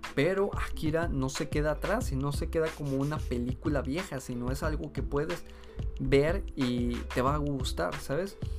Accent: Mexico; Aquí en mi país

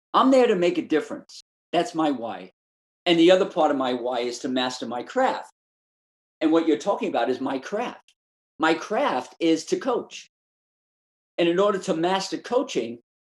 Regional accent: New York City, New York, United States; I was born and raised in Brooklyn, New York

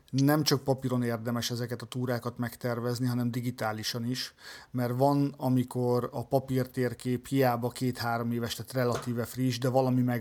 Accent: Hungary; igen vacsoránál hallották, hogy magyarok vagyunk, elkezdtünk beszélgetni

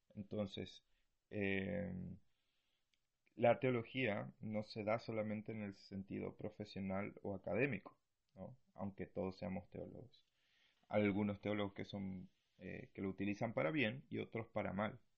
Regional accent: Argentina; now in Punta Arenas, Chile; soy argentino

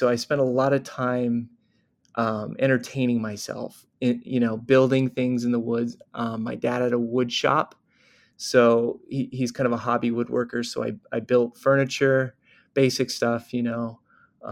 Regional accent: Corvallis, Oregon, United States; moved away; also born or lived in United Kingdom; I'm from Oregon, like you said, from Corvallis, Oregon. I was born there in 1985

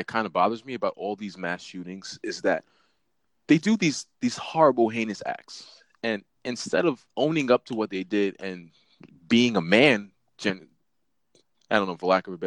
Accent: New York City, New York, United States; now in Brooklyn, United States; growing up in Staten Island, we both, if you don't know, me and Jesse both grew up in the same neighborhood and went to the same high school

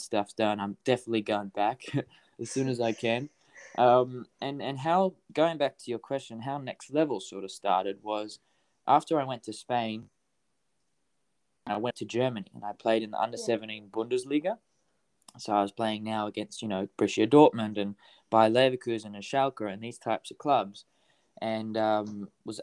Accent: Hervey Bay, Queensland, Australia; moved away; I come from Harvey Bay. It's like, there's like population, hardly

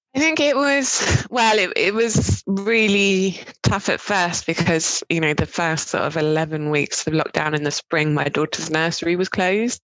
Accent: Cambridge, East of England, United Kingdom; moved away as an adult; also born or lived in Dorset / Bristol; I'm originally from um, Dorset, um, but kind of grew up in Cambridge

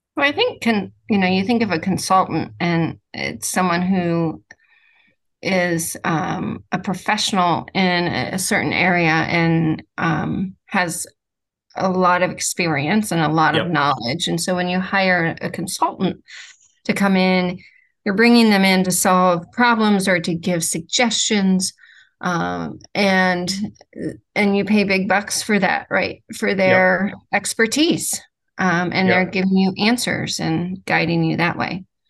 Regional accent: Ohio, United States; I'm from Ohio. I'm a Midwestern, Midwestern

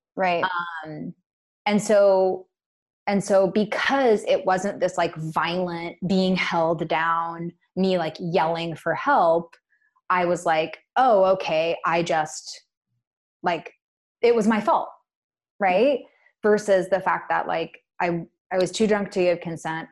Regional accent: Bainbridge Island, Washington, United States; also born or lived in Portland; I grew up in Puget Sound on a small island called Bainbridge. Puget Sound's in Washington State.

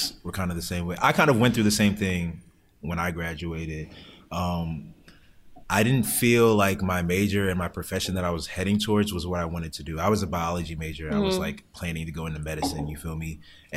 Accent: Maryland, United States; also born or lived in Hampton, Virginia; I'm from Maryland

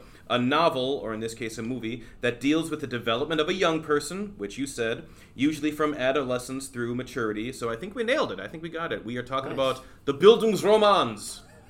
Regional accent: Houston, Minnesota, United States; And then finally, like, you know, I found that home and I was growing up in Houston, Minnesota.

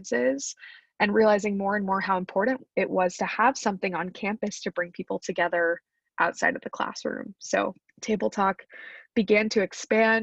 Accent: Wichita, Kansas, United States; moved away as an adult; also born or lived in Pennsylvania; growing up in Kansas was humbling, but also really difficult

